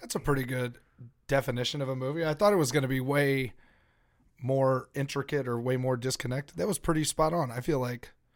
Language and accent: English; United States; as an American